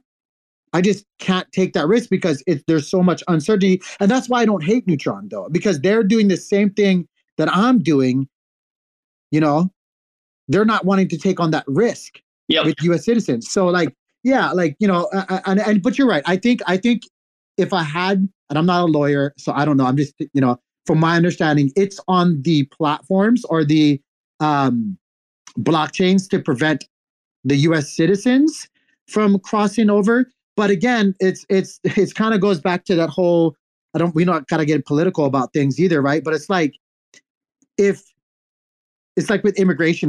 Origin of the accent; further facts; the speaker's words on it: United States; speaking as an American